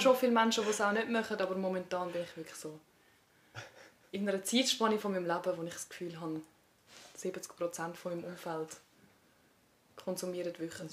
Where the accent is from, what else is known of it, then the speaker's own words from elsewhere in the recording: Switzerland; aufgewachsen bin in Eugst